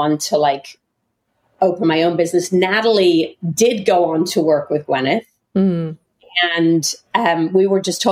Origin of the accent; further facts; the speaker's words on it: England, United Kingdom; moved away; But I grew up in England